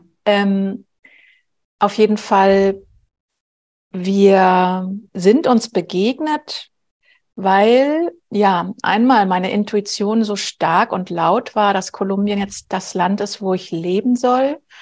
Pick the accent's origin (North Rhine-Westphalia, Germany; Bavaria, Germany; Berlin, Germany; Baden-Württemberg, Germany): Berlin, Germany; Ich bin ganz normal in Anführungsstrichen groß geworden in Berlin, mitten in Westberlin